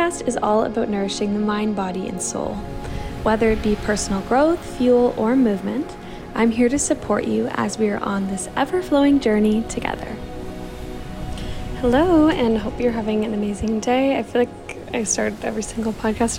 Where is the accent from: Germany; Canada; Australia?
Canada; Toronto, Ontario; moved away as an adult; also born or lived in South Africa; I'm from Toronto, from Canada